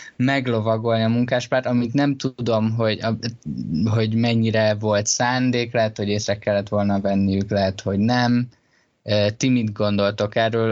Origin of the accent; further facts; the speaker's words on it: Hungary; engem tönkretett, hogy Magyarországon nőttem fel